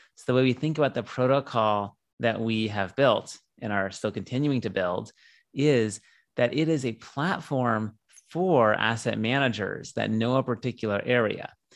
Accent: San Diego, California, United States; I'm from San Diego. I grew up here

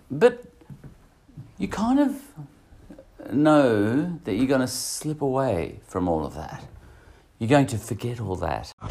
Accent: Australia; Uh, I'm Australian, so I'm calling him Fantasia.

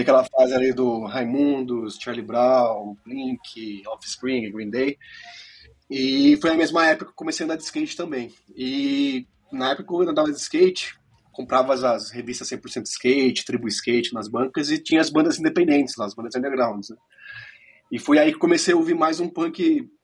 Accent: Piracicaba, São Paulo, Brazil; moved away as an adult; now in Orlando, United States; cresci em Piracicaba. Atualmente eu moro em Orlando, na Flórida, né? mas eu morei em Piracicaba por 21 anos e já tô fora 12

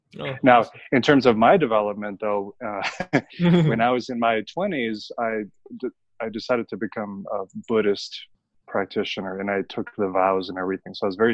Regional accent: Philippines; moved away; also born or lived in United States / Hong Kong / Brazil; No, I grew up in Asia. I was born in the United States, but yeah. Because of my father's job, we moved around a lot. So most of my childhood was in the Philippines.

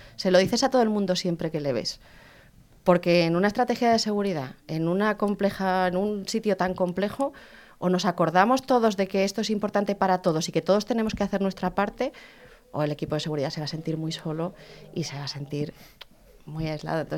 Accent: León, Castile and León, Spain; Yo soy de León

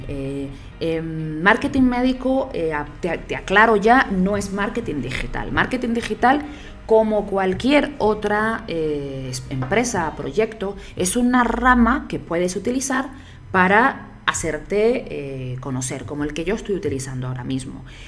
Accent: Canary Islands, Spain; moved away as an adult; also born or lived in Barcelona, Spain; now in Bogotá, Colombia; yo soy española, de Canarias

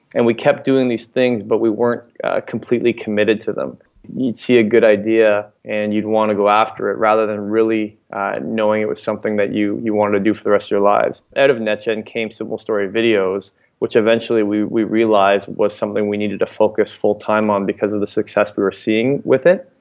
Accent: London, Ontario, Canada; also born or lived in Ottawa; Originally from London, Ontario, actually throughout, throughout high school

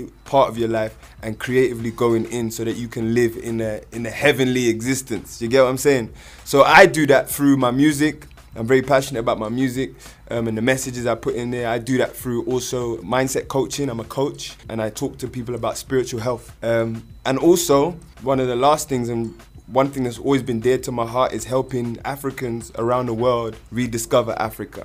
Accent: London, United Kingdom; also born or lived in Jamaica (parental heritage); I'm here. I'm from London. I'm here in Kenya

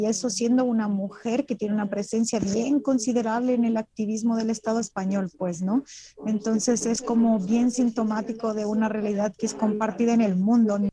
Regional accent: Mexico; como mujer mexicana

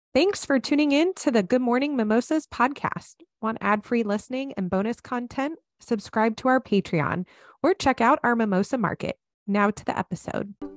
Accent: United States; moved away; as an American. One, I absolutely love being an American

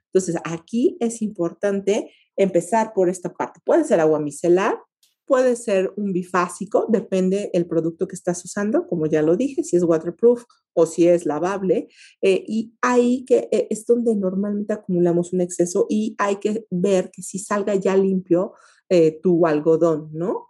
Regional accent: Mexico; como mexicanos

